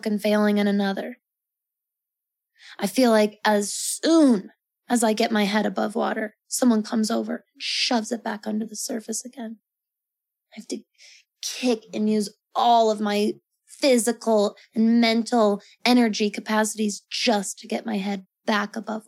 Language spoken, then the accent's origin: English; Colorado, United States; I'm from Colorado in the Rocky Mountains